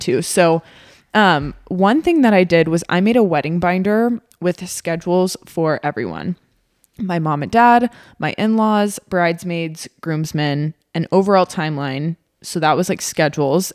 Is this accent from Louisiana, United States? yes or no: no; Texas, United States; now in Omaha, United States; I am from Texas